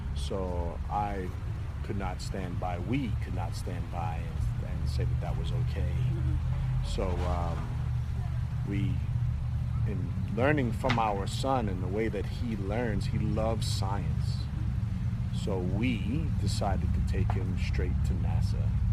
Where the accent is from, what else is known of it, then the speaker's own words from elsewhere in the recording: New York City, New York, United States; moved away as an adult; now in Melbourne, Florida, United States; I'm from Brooklyn, New York